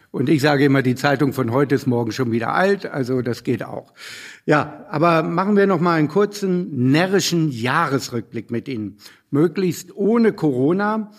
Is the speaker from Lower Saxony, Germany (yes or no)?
yes; Hanover, Lower Saxony, Germany; als Hannoveraner